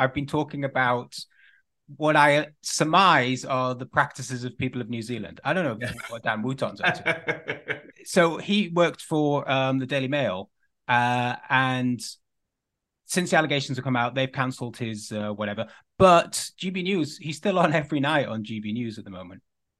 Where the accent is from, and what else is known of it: United Kingdom